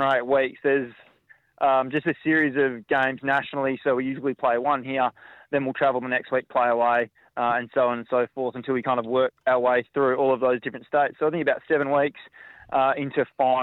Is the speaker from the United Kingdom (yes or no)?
no; Margaret River, Western Australia, Australia; now in Perth, Australia; I grew up in Margaret River